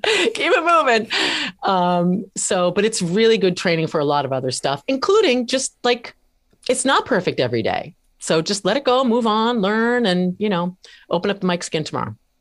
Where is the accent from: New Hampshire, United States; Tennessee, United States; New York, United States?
New Hampshire, United States; moved away; also born or lived in Washington, D.C.; moved back to my home state of New Hampshire in nineteen ninety-five